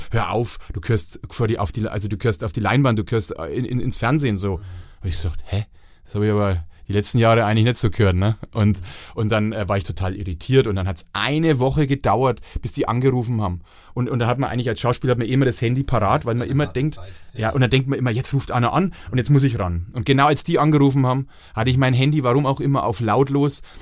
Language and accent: German; Franconia, Bavaria, Germany; accent: Franconian; da muss man als Franke schon nochmal den Rotstift